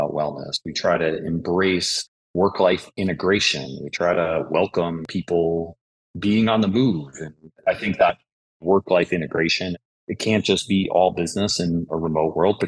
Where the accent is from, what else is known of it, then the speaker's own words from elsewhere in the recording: Buffalo, New York, United States; I'm from Buffalo